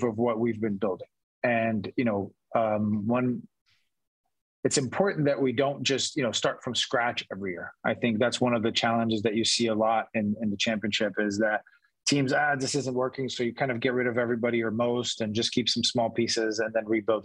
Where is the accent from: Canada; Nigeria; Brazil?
Brazil; now in San Diego, United States; I'm from Brazil, but I consider myself a San Diegan now